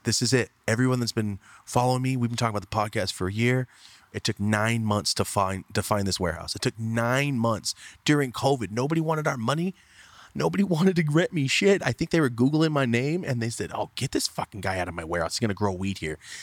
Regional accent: Merced, California, United States; moved away as an adult; also born or lived in Fresno, California; now in Los Angeles, United States; So I'm from Merced, guys. I grew up there my whole life. I lived in LA for a year, lived in Fresno for a year when I was a kid.

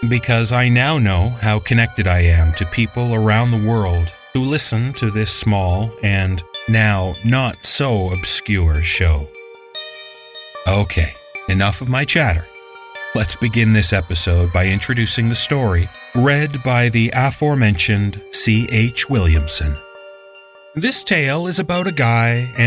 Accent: Canada; I'm a guy from Canada

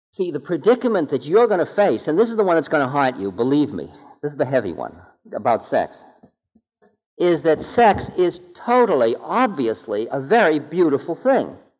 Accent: Boston, Massachusetts, United States; I'm from Boston.

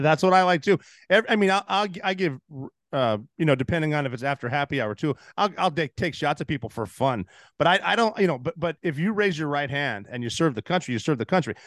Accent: Montana, United States; moved away as an adult; I'm from Montana

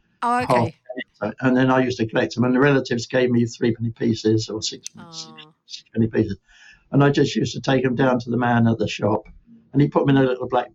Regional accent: London, United Kingdom; born or raised there; also born or lived in Penge / Nottingham

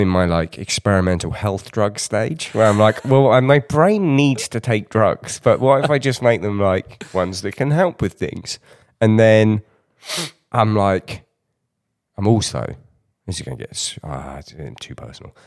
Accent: United Kingdom; as a Brit

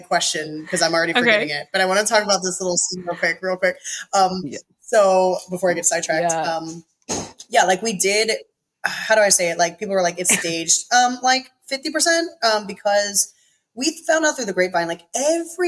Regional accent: East Coast, United States; I come from East Coast, not a perfect family, but middle class.

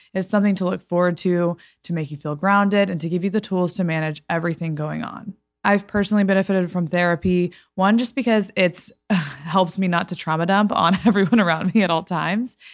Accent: Fort Worth, Texas, United States; moved away as an adult; also born or lived in Los Angeles; my hometown in Fort Worth, Texas

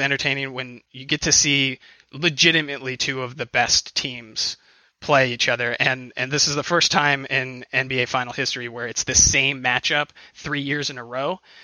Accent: outside Cleveland, Ohio, United States; I'm from outside Cleveland

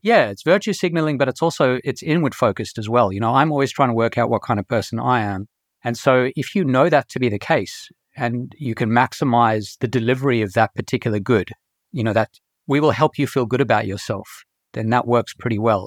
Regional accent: Australia; moved away as an adult; also born or lived in South Africa; I was born in South Africa, and when I was seven, I moved to Australia, and I lived in Australia for all of my schooling, right through to the end of my undergrad years

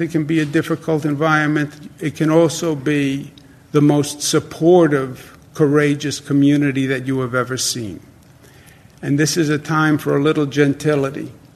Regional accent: New York, United States; as a New Yorker

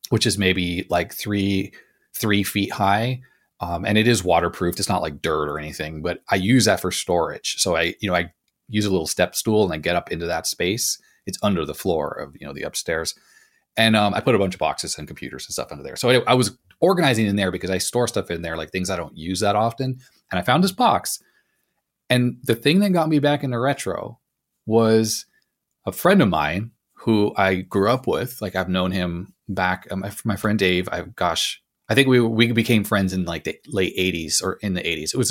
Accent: Los Angeles, California, United States; also born or lived in Canada; I grew up in Los Angeles originally after I left Canada

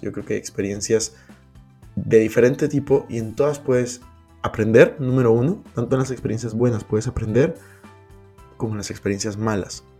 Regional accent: Peru; moved away; also born or lived in Madrid; Yo soy de Perú

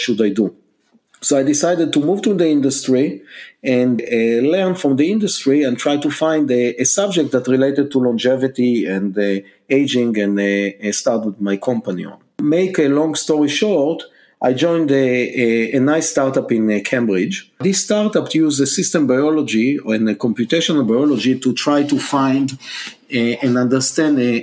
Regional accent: Israel; English is a second language; moved away as an adult; now in United States; you can hear from my accent that I'm not a Native American. I was born and raised in Israel

